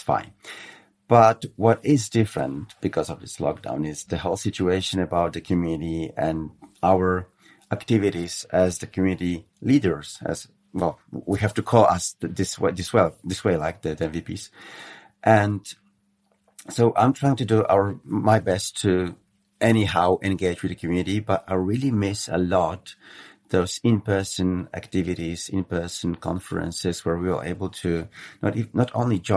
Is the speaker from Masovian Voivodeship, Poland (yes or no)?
yes; Warsaw, Masovian Voivodeship, Poland; Poland's my home country and my capital. I mean, Warsaw, Polish capital, is my hometown